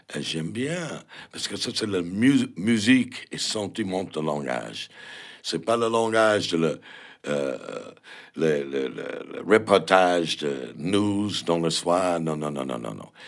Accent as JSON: {"language": "French", "country": "United States", "second_language": "French", "moved": "as an adult", "lives_now": "Paris, France", "said": "je suis américain"}